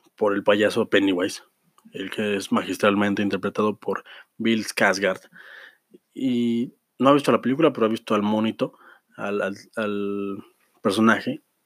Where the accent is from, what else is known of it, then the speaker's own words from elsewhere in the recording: Mexico; Somos adultos, somos, somos ciudadanos de, de México